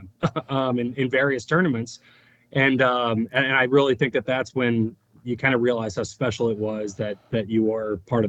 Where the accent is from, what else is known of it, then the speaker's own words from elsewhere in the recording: St. Louis, Missouri, United States; moved away; also born or lived in Cleveland; I was from St. Louis and played in St. Louis